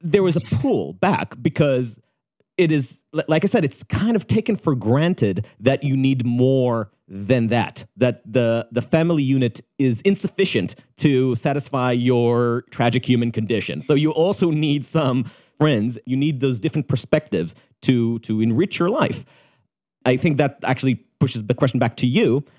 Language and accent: English; Israel; moved away as an adult; growing up in Tel Aviv or Jerusalem